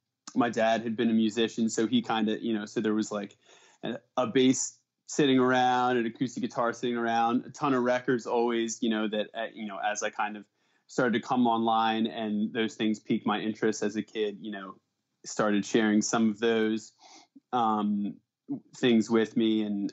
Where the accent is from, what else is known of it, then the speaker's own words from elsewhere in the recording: Pennsylvania, United States; No, all of us are born in the Philly area. And I grew up, like Philly suburbs in the Northeast. Montgomery County.